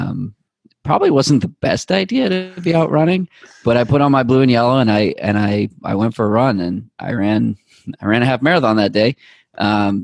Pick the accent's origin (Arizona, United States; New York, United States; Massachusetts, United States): Massachusetts, United States; Boston; also born or lived in Needham; someone that grew up in Boston and having a lot of hometown pride